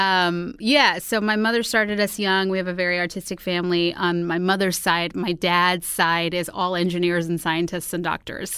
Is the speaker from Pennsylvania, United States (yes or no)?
no; Houston, Texas, United States; moved away; also born or lived in New York; I'm originally from Houston, Texas